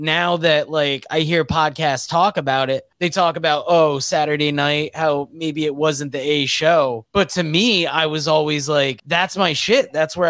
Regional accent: Northeast, United States; especially us growing up in the Northeast, we were used to WWF wrestling.

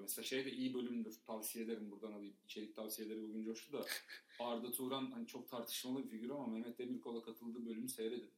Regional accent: Istanbul, Turkey; İstanbul'da büyüdük.

